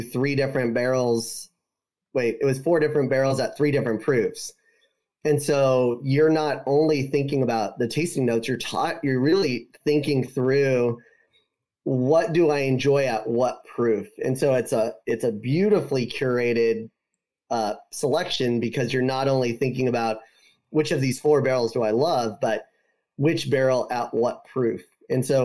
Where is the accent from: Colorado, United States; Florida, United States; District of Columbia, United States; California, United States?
California, United States; I grew up in California, so it was mostly like surfing and playing guitar